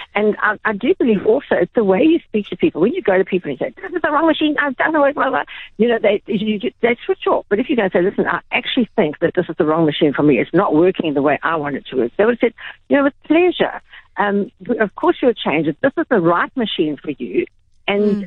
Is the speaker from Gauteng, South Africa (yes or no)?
no; Durban, KwaZulu-Natal, South Africa; i grew up in Durban